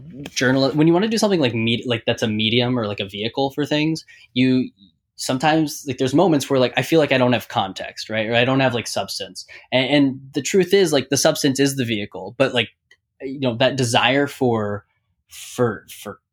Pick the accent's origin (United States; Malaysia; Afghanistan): United States; Pittsburgh, Pennsylvania; I'm from Pittsburgh